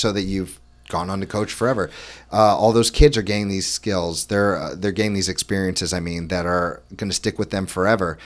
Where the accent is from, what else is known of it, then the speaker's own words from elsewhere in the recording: Florida, United States; moved away; I grew up in Florida